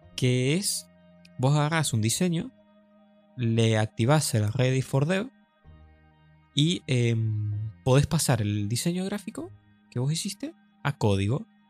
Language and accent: Spanish; Argentina; somos argentinos